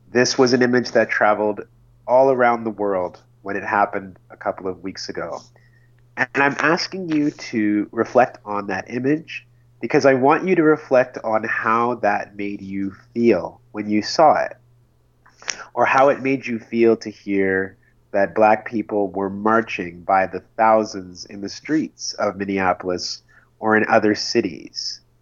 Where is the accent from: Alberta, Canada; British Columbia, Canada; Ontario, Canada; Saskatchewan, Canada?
Alberta, Canada; Red Deer; born there; I was born in Red Deer, Alberta. I am the child of immigrant parents who came to Canada from Sierra Leone in West Africa. They came to Red Deer in the 1970s, where my sister and I were both born.